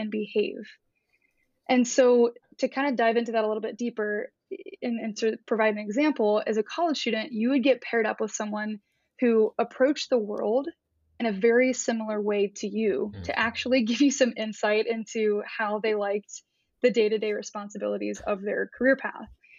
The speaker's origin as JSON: {"language": "English", "town": "Columbus", "region": "Ohio", "country": "United States", "tie": "born or raised there", "also_born_or_lived": "Nashville", "moved": "yes", "said": "I grew up in Columbus, Ohio, in more of a, I would call it a blue collar upbringing"}